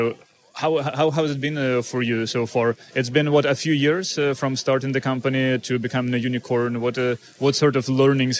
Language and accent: English; Ukraine; I'm Ukrainian myself